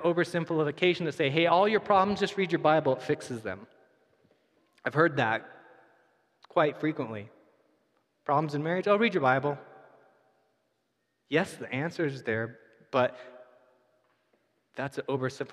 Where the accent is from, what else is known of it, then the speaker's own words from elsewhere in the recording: United States; We're American